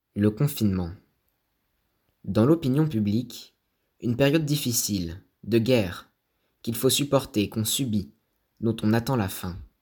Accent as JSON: {"language": "French", "country": "Morocco", "tie": "born or raised there", "also_born_or_lived": "Casablanca", "said": "Je suis né au Maroc"}